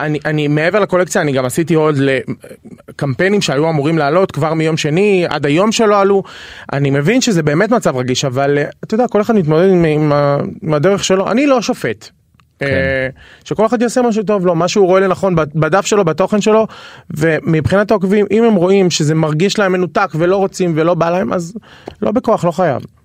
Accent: Dimona, Southern District, Israel; moved away as an adult; also born or lived in Beersheba; now in Tel Aviv, Israel; אני מהדרום במקור

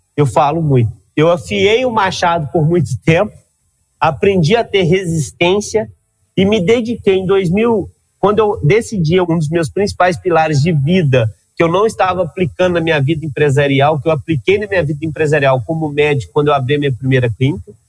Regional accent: Minas Gerais, Brazil; Eu sou mineiro

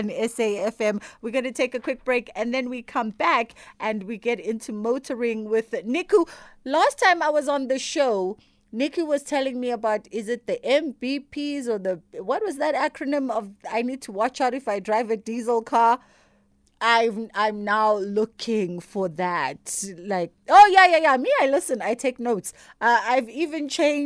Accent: KwaZulu-Natal, South Africa; I'm not from Cape Town like you. I'm a KZN girl

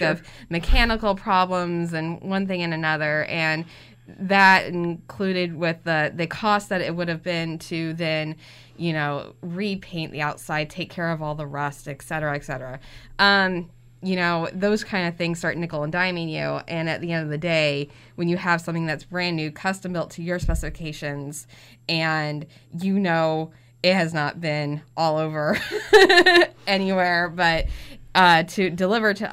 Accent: Danville, Illinois, United States; I lived on the East End

